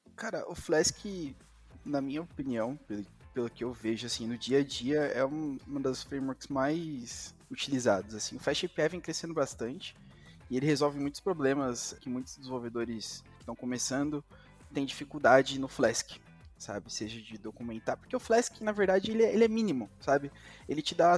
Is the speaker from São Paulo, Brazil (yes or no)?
yes; São Bernardo do Campo, São Paulo, Brazil; eu nasci em São Bernardo do Campo, em São Paulo, e estudei grande parte da minha educação, assim, até o meu sexto ano em escola